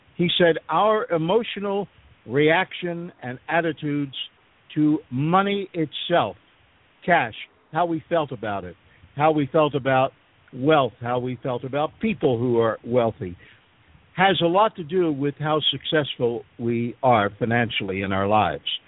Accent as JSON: {"language": "English", "town": "Philadelphia", "region": "Pennsylvania", "country": "United States", "tie": "born or raised there", "moved": "yes", "lives_now": "Panama", "said": "I was born and raised in Philadelphia"}